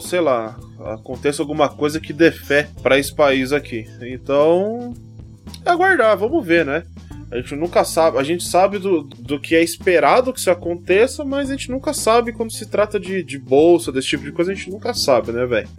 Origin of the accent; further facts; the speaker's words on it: Brazil; eu mesmo que moro aqui, sou brasileiro